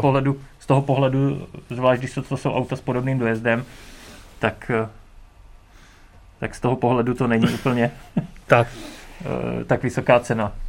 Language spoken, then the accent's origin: Czech; Beroun, Central Bohemian Region, Czechia; jsem z Berouna